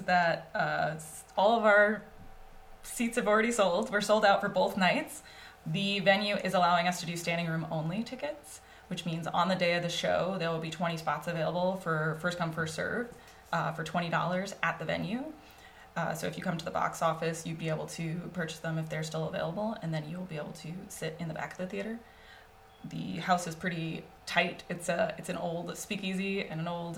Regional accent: Long Island, Suffolk County, New York, United States; moved away as an adult; also born or lived in the South (college); I'm from New York originally. I think I'm the only New Yorker here. Uh, I'm from Long Island

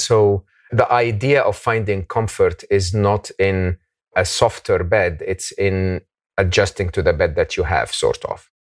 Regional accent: Egypt; moved away; I come from Egypt

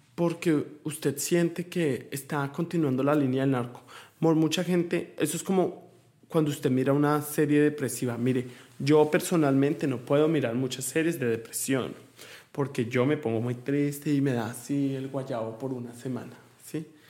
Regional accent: Colombia; now in United States; Yo me siento orgulloso de mi tierra

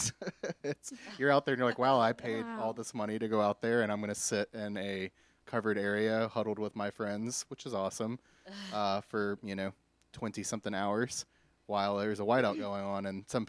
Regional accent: Houma, Louisiana, United States; also born or lived in Hawaii / Wilmington, North Carolina; So I was born in Hawaii, actually. I raised in Louisiana, Houma for a while, and then moved to Wilmington, North Carolina for a good majority of my life.

